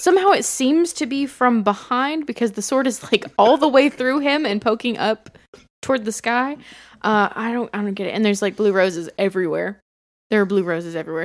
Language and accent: English; Bartow County, Georgia, United States; I come from Bartow